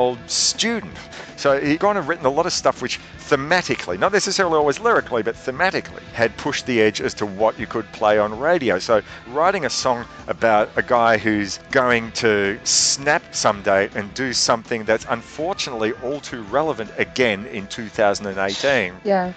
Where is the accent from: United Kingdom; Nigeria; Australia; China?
Australia